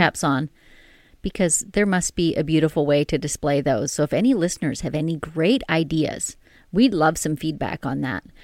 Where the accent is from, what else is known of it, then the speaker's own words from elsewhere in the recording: Canada; we're Canadian